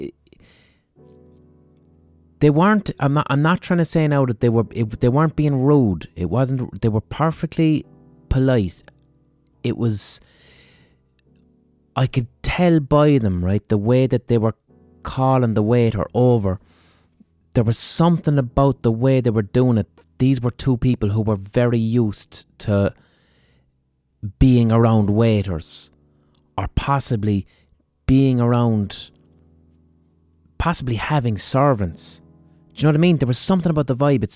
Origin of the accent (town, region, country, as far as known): Ireland